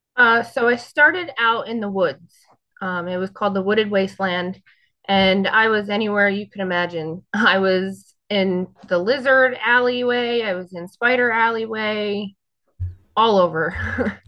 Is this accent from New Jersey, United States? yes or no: yes; North Brunswick, New Jersey, United States; I am North Brunswick, New Jersey